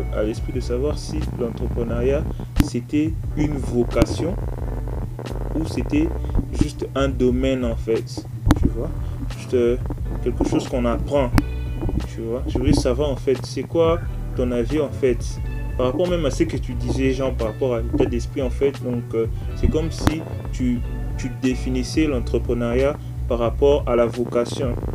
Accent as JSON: {"language": "French", "country": "DR Congo", "said": "chez moi en RDC"}